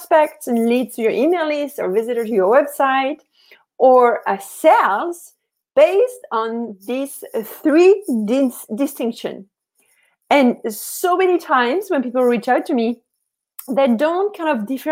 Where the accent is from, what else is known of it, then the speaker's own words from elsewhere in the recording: France; I'm from France